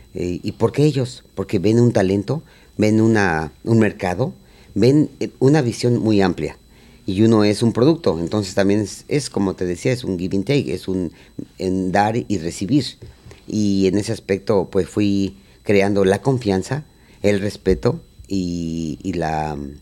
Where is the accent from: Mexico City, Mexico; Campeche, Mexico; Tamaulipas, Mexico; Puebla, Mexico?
Mexico City, Mexico; moved away as an adult; now in United States; yo nací en la Ciudad de México, eh, soy tercera generación de charros